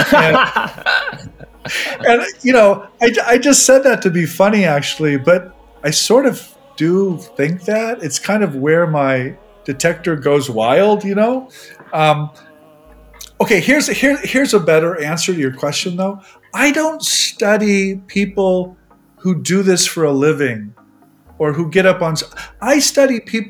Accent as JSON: {"language": "English", "region": "Nebraska", "country": "United States", "tie": "born or raised there", "moved": "yes", "said": "I grew up in Nebraska"}